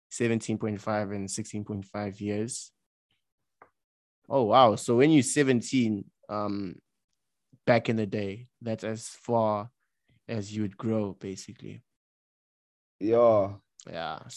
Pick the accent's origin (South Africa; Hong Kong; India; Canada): South Africa; That like we're really South African women are really short.